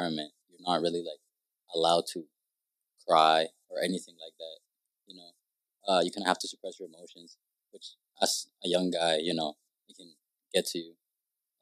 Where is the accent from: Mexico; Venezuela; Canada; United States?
Mexico; moved away; my parents are born and raised in Mexico, and I was raised in Mexico too